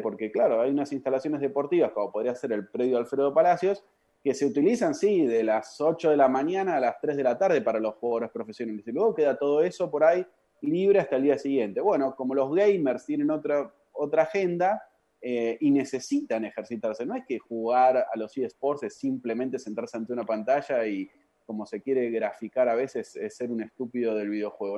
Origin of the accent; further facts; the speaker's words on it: Argentina; moved away as an adult; Me fui del país a los 22, 21, 22